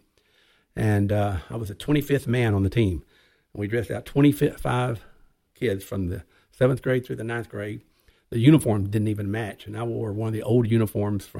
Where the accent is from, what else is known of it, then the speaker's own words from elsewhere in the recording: Arkansas, United States; I grew up in Arkansas.